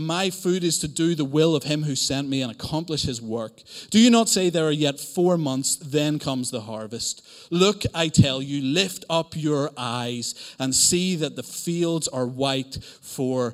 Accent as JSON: {"language": "English", "region": "Northern Ireland", "country": "United Kingdom", "accent": "Northern Irish", "moved": "yes", "lives_now": "Cambridge, United Kingdom", "said": "I am from Northern Ireland"}